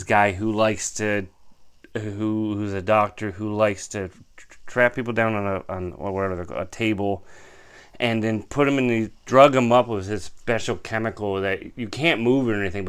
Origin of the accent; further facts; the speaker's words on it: Florida, United States; I grew up in Florida.